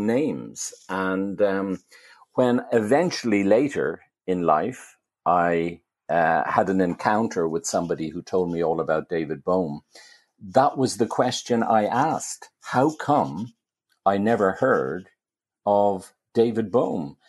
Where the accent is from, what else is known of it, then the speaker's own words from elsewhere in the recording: Dublin, Leinster, Ireland; when I was growing up in Dublin